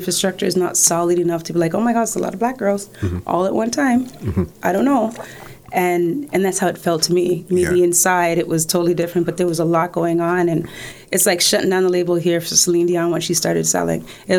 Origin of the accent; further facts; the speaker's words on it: Newark, New Jersey, United States; So it was all those moments that I enjoyed growing up on Smith Street, Newark, East Orange. And then I still go back now in Rahway and New Jersey. So I'm very much a New York, New Jersey girl.